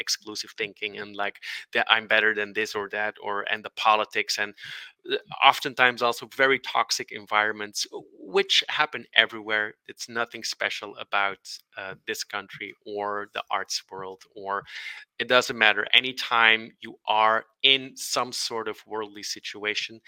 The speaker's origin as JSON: {"language": "English", "country": "Belgium", "also_born_or_lived": "Brussels, Belgium", "said": "we're from Belgium"}